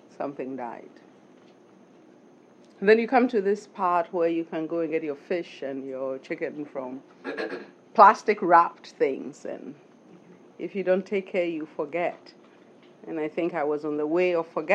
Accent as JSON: {"language": "English", "country": "Ghana", "moved": "yes", "said": "I'm from Ghana"}